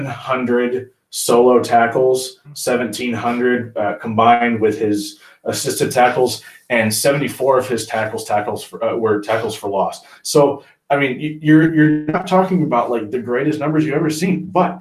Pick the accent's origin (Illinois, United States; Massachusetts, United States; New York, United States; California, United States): Illinois, United States; Springfield; I grew up in Springfield, Illinois.